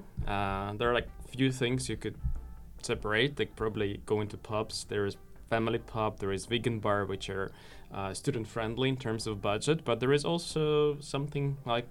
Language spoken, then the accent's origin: English; Ukraine; moved away as an adult; now in Malmö, Sweden; Originally, I come from Ukraine, and here I'm a scholarship holder of the Swedish Institute